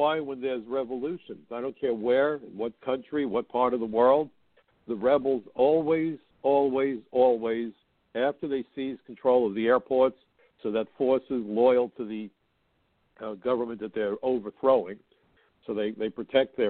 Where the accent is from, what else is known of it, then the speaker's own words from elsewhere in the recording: New York, United States; my hometown of New York.